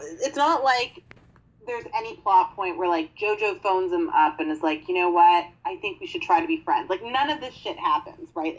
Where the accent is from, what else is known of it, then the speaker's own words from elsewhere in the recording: Canada; we're Canadian